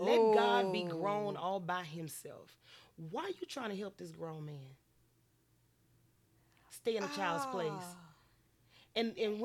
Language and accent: English; Lake Charles, Louisiana, United States; I'm from Lake Charles, Louisiana, born and raised